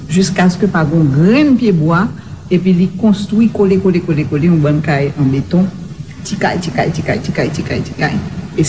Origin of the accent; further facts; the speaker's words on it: Port-au-Prince, Ouest, Haiti; mwen te vive Matissa, mwen grandi Matissa, Matissa te yon espase semi-rural.